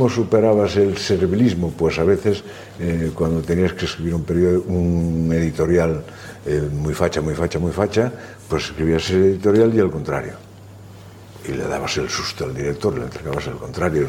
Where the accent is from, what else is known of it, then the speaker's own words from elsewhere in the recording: Pol, Galicia, Spain; now in Madrid, Spain; Mis primeros tiempos en esta vida son de un niño de aldea, de hijo de padres agricultores